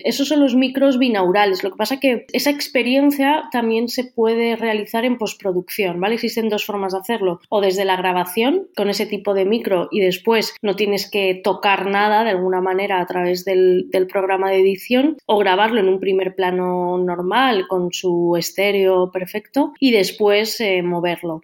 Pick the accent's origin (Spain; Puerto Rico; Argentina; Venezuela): Spain; Valencian Community; soy valenciana